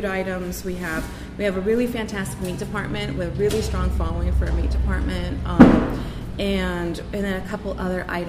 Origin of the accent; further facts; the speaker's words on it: Ketchikan, Alaska, United States; I remember growing up in Ketchikan, and I remember all the little stores